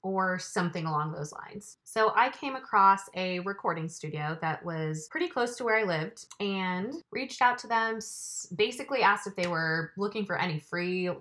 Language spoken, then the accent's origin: English; Los Angeles, California, United States; moved away as an adult; now in Chattanooga, United States; I'm originally from Los Angeles, California, born and raised, lived there for just under the first 26 years of my life